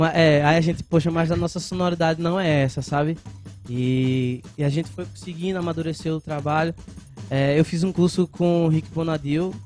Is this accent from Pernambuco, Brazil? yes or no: yes; Carpina, Pernambuco, Brazil; also born or lived in Recife / Escada; now in Vitória de Santo Antão, Brazil; eu cresci em Carpina, né? Nas, nós dois nascemos em Recife